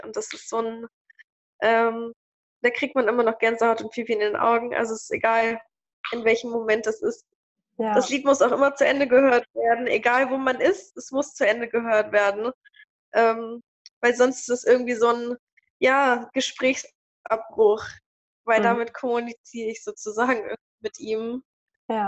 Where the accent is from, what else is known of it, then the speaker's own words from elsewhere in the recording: Hanover, Lower Saxony, Germany; moved away as an adult; now in Celle, Germany; Ich komme aus Hannover